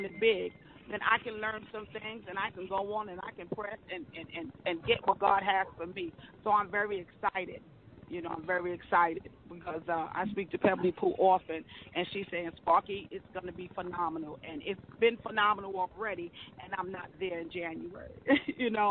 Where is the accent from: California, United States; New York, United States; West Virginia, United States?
New York, United States; New York City; I'm from Brooklyn